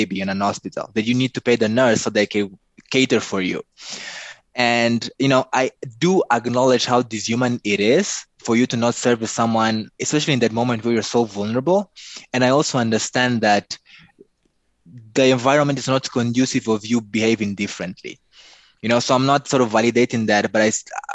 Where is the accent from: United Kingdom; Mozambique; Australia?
Mozambique